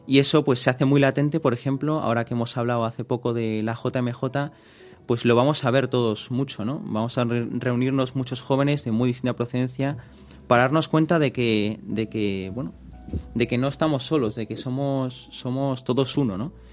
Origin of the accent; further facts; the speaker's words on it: Vigo, Galicia, Spain; also born or lived in Madrid; soy de Vigo, nací en Madrid, pero bueno, vivo en Vigo